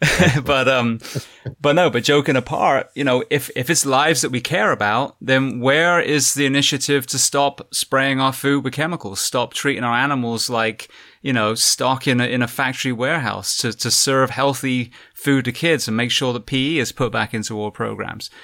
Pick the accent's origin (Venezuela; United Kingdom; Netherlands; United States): United Kingdom; moved away; we we as a British